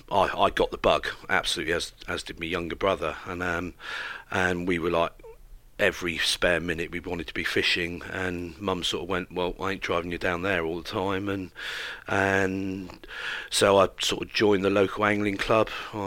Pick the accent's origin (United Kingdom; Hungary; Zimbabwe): United Kingdom; West Country, South West England; As a youngster growing up in the West Country, I'm a country boy through and through